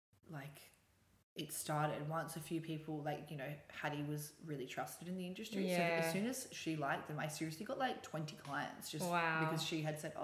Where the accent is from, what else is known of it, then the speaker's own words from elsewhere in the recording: Newcastle, New South Wales, Australia; moved away as an adult; also born or lived in London; now in Sydney, Australia; No, I'm from Newcastle.